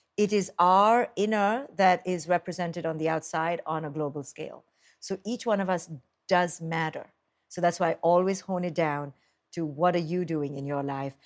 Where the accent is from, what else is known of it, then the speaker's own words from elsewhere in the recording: India; now in United States; I grew up in India